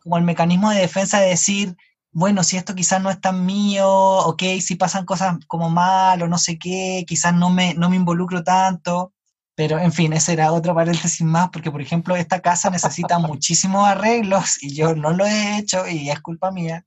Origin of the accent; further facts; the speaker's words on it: Chile; yo no soy chileno, yo no me considero chileno y nunca viví en otro país